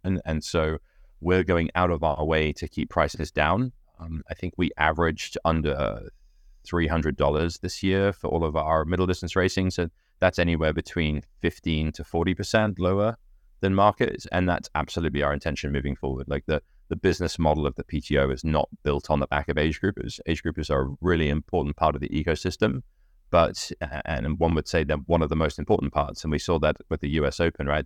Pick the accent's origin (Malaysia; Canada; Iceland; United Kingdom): United Kingdom; I'm British